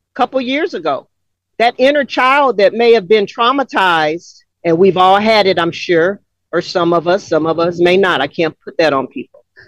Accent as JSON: {"language": "English", "town": "Los Angeles", "region": "California", "country": "United States", "tie": "born or raised there", "moved": "as an adult", "lives_now": "Atlanta, United States", "said": "Growing up in South Central LA, a mixed chick"}